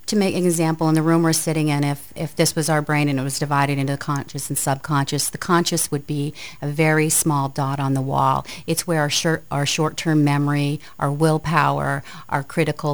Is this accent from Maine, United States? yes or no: yes; Aroostook County, northern Maine, United States; born or raised there; also born or lived in Lewiston-Auburn, Maine